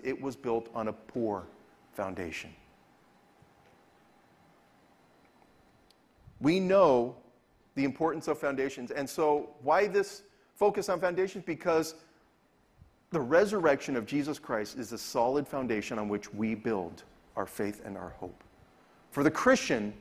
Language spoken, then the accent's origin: English; Southern California, United States; also born or lived in Venice, California; As somebody who's born and raised in California and grew up in Southern California